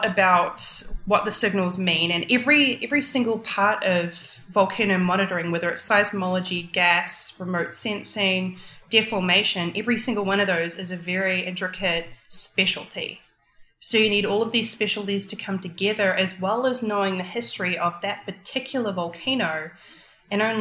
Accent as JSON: {"language": "English", "country": "New Zealand", "moved": "yes", "said": "I'm from New Zealand"}